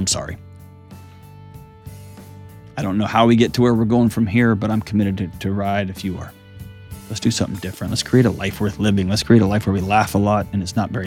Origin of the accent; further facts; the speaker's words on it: Houston, Texas, United States; moved away; my hometown, H-Town